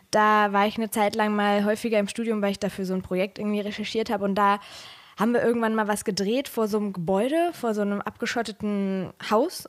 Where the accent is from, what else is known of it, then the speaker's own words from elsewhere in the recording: Ruhr area, North Rhine-Westphalia, Germany; now in Rhineland, Germany; ich komme aus dem Ruhrgebiet